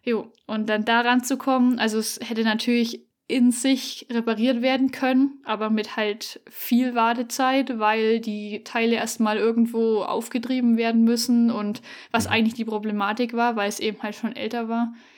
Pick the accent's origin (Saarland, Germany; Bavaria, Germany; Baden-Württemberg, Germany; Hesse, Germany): Bavaria, Germany; Upper Franconia, Fichtel Mountains; moved away; also born or lived in Allgäu; wir kommen aus Oberfranken, ähm, Richtung tschechische Grenze ist es praktisch. Genau, Fichtelgebirge.